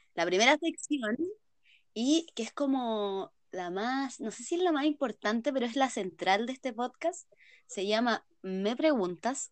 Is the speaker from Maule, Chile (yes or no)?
no; San Felipe, Valparaíso, Chile; soy de San Felipe, somos de Chile